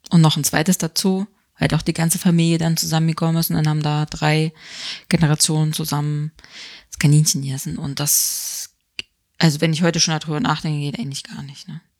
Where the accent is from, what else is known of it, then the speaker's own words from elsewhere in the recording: East Germany, Germany; ich komme ja aus der DDR